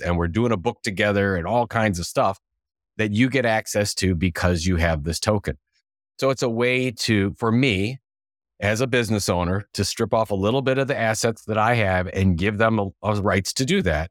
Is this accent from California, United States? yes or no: no; Cleveland, Ohio, United States; I'm from Cleveland, Cleveland, Ohio